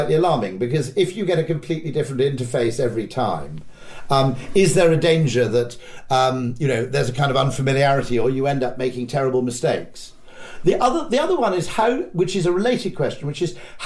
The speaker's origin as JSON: {"language": "English", "country": "United Kingdom", "said": "as a Brit"}